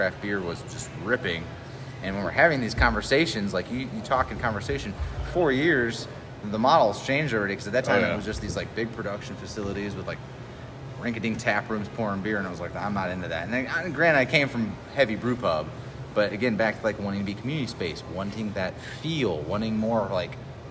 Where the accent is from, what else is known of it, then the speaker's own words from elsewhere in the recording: Mishawaka, Indiana, United States; I'm from Mishawaka area originally